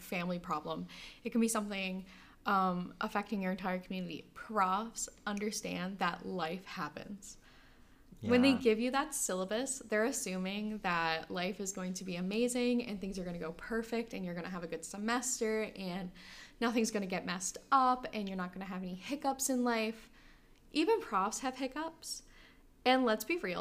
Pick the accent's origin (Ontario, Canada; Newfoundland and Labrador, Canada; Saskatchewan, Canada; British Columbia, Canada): Newfoundland and Labrador, Canada; Port aux Basques; now in Corner Brook, Canada; we had the hurricane that completely devastated my hometown, Port of Basque